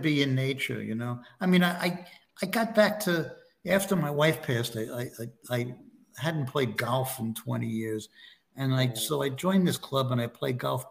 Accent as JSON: {"language": "English", "town": "New York City", "region": "New York", "country": "United States", "tie": "born or raised there", "moved": "as an adult", "lives_now": "Florida, United States", "said": "I grew up in Brooklyn. I didn't have any of that crap, you know. Now I went to Tilden High School. I lived in the Flatbush area"}